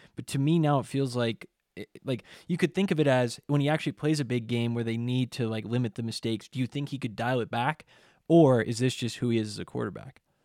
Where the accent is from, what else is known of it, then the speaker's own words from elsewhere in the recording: Canada; We're Canadian